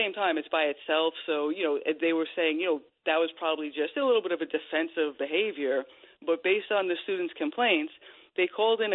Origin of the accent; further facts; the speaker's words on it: Long Island, New York, United States; I grew up in Long Island